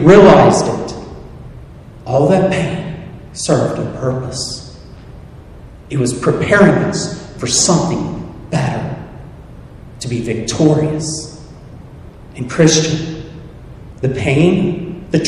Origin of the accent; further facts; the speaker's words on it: Soddy-Daisy, Tennessee, United States; I'm from the South